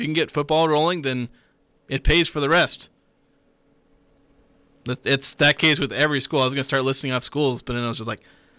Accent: Kaysville, Utah, United States; also born or lived in Oklahoma; I came from Kaysville. I'm not a, you know, grew up in the Valley local. Still came from Utah.

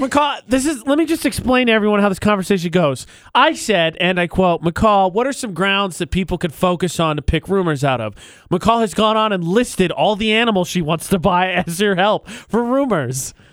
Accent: Indiana, United States; Indiana, from Indiana

